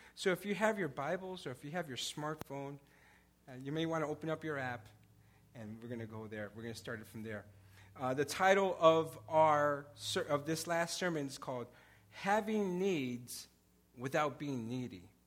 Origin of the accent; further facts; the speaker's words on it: Chicago, Illinois, United States; I, I grew up in Pilsen in the 80s.